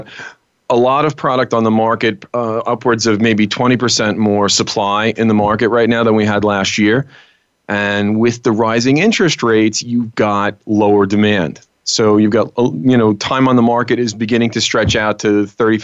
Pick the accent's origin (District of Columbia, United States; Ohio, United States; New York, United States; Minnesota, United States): New York, United States; New York City; I'm born and bred in Brooklyn